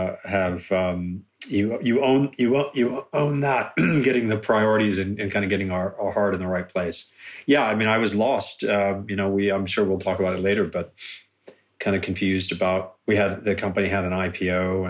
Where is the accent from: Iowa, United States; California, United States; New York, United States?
California, United States; born there; moved away as an adult; now in United Kingdom; No, I was born in California, but then just before turning 21, I moved to the UK